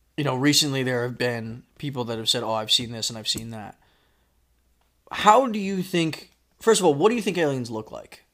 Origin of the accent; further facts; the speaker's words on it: Florida, United States; also born or lived in New York; when I moved from New York to Florida, that's when I started kindergarten